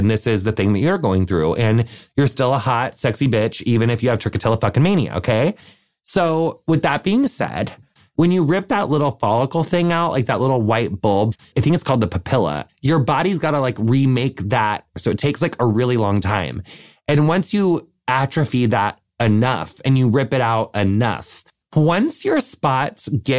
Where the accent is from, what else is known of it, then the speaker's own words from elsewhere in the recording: Wisconsin, United States; I'm from Wisconsin